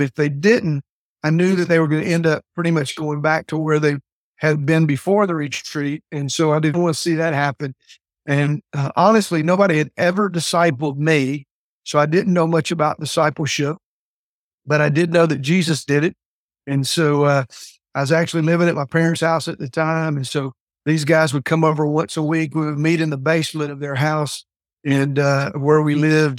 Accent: the South, United States; also born or lived in Fort Worth, Texas; I came back to, uh, really kind of my home state, real close to my hometown

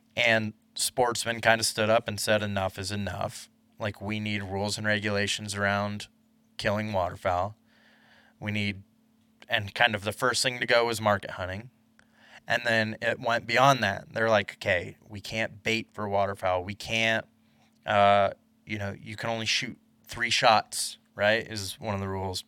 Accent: Iowa, United States; growing up in Iowa

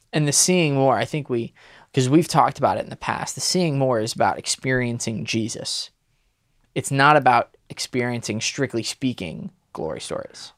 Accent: Connecticut, United States; I grew up in Connecticut

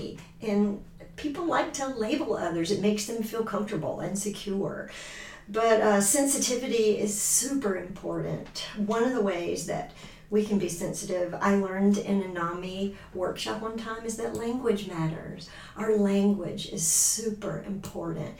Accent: Georgia, United States; moved away as an adult; now in Michigan, United States; I'm from Georgia. I've been in Michigan since 2017.

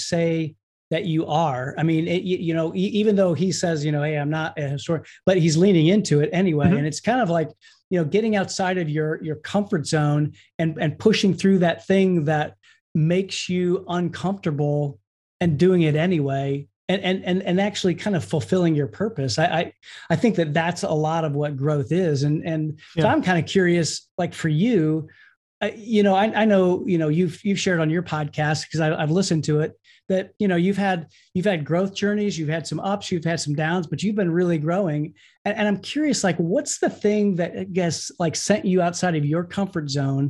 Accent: Indiana, United States; I am from Indiana

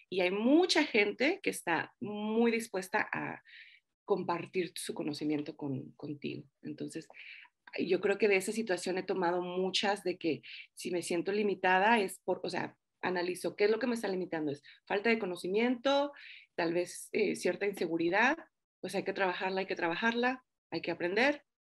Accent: Los Angeles, California, United States; now in Denver, United States; bueno, yo crecí en Los Ángeles, California, ahorita estoy en Denver, Colorado. Hace cuatro años que vine aquí con mi esposo, igual buscando nuevas oportunidades

